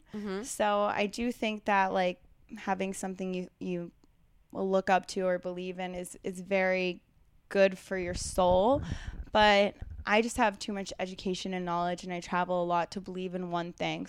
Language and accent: English; West Chester, Pennsylvania, United States; I actually I grew up around outside of Philadelphia, Westchester, Pennsylvania, super Republican